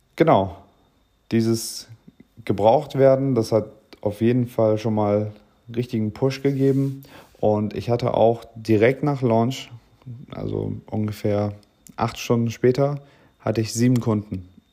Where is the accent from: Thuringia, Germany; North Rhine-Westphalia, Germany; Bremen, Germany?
Bremen, Germany; moved away as an adult; now in Oldenburg, Germany; Ich komme ursprünglich aus Bremen